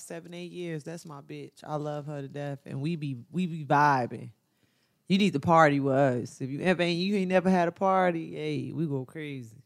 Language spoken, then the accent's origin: English; Chicago, Illinois, United States; I'm from Chicago